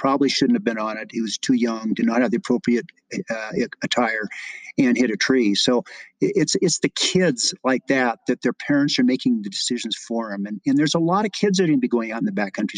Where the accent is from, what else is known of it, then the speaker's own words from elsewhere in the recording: Colorado, United States; moved away as an adult; also born or lived in California; I was raised in Colorado before I moved away to California